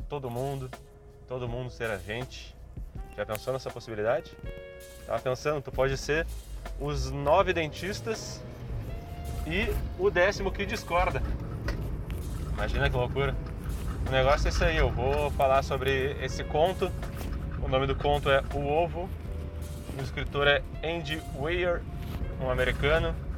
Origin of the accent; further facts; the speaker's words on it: Porto Alegre, Rio Grande do Sul, Brazil; Porto Alegre, a minha cidade natal, é um ovo